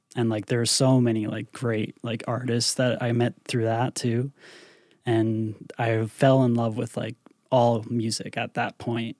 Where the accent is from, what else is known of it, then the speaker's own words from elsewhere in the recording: Northern Ontario, Canada; also born or lived in Toronto; I came back to, to my hometown